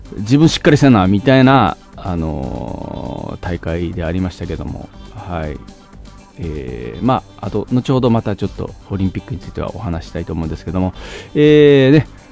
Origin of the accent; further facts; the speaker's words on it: Fukuoka, Japan; now in Tokyo, Japan; 福岡出身なんであのソフトバンクホークスをめちゃくちゃ応援してて